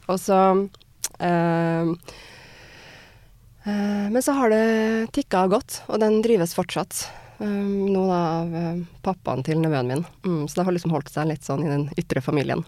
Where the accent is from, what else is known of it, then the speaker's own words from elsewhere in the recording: Trondheim, Trøndelag, Norway; moved away as an adult; also born or lived in Wales / Germany; Trondheim, da, hjembyen min